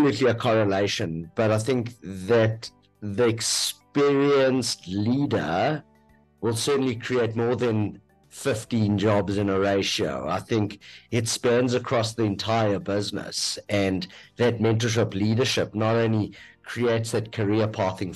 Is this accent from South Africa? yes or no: yes; South Africa